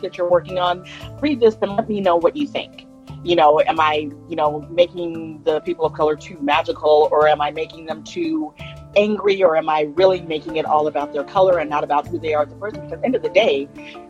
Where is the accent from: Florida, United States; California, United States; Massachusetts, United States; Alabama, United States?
California, United States; Vallejo; I am from Vallejo, California, which is where I'm talking to you from now